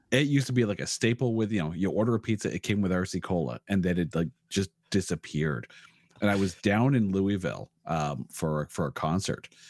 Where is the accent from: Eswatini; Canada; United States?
Canada; Ottawa, Ontario; now in Toronto, Canada; I was born in Ottawa, and then I moved to Toronto about, uh, well, twenty years ago